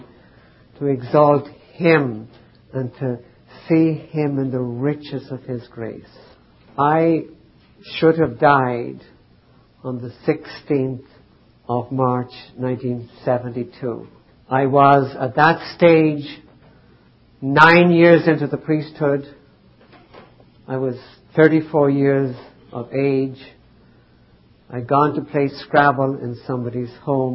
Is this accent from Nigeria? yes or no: no; Ireland; I grew up in Ireland, highly devout Catholic family